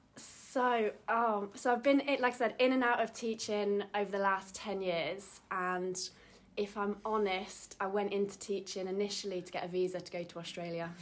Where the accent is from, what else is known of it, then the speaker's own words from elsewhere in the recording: Derby, East Midlands, United Kingdom; moved away as an adult; I'm originally from Derby, moved back um, after 10 years away